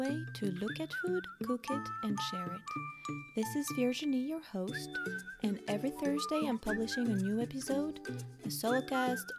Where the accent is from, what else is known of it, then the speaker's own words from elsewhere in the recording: France; now in United States; I have always been a mom living in the US, but I was brought up in France